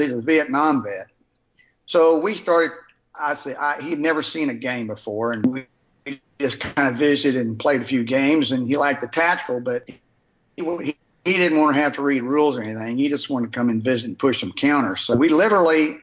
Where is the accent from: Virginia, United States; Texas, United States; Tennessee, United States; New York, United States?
Texas, United States; Palestine; I'm from East Texas, Palestine